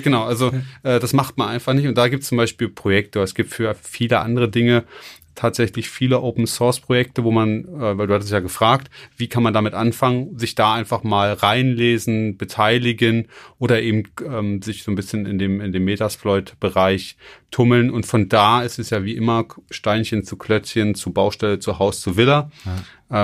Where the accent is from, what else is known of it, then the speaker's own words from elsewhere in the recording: Baden-Württemberg, Germany; bei uns in Baden-Württemberg